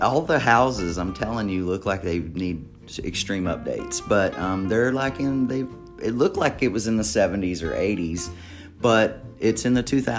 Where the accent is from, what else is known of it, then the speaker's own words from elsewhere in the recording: Texas, United States; moved away; also born or lived in Chicago; I'm from Texas. It gets like 100 degrees at midnight.